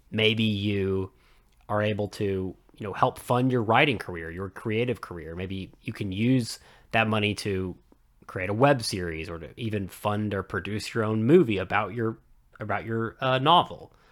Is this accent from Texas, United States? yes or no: yes; Dallas, Texas, United States; I'm from the Dallas area